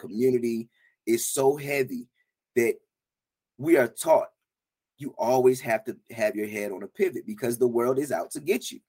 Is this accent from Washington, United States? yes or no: no; about four hours from Charlotte, North Carolina, United States; also born or lived in Atlanta, Georgia; now in Charlotte, United States; I grew up about four hours from Charlotte, so maybe it was a North Carolina thing